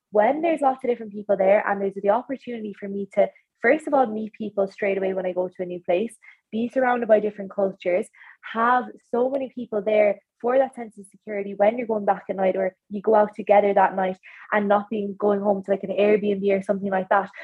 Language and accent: English; County Clare, Ireland; I'm from Clare